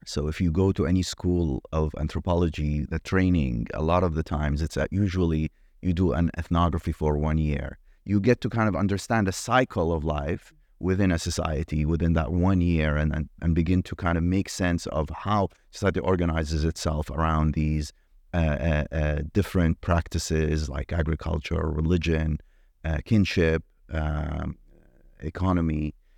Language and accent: English; Iraq; moved away; I grew up in Iraq